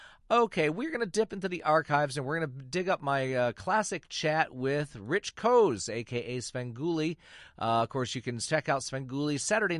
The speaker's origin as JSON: {"language": "English", "region": "Michigan", "country": "United States", "tie": "born or raised there", "moved": "yes", "said": "I grew up in Michigan, and ours was Sir Graves Ghastly out of Detroit."}